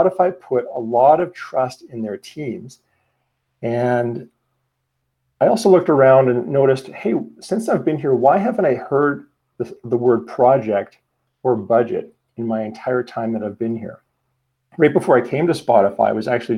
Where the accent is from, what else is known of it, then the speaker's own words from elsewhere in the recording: Calgary, Alberta, Canada; also born or lived in Sweden; I'm from Calgary, Alberta, Canada.